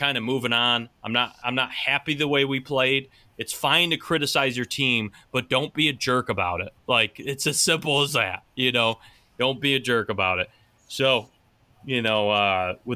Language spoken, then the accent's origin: English; United States; accent: Pittsburghian, Midwestern, Canadian, Buffalonian; you only live a few hours from Pittsburgh and Midwestern, Canadian, Buffalonian type. Pittsburgh, yeah, it's all in my accent and my phrasing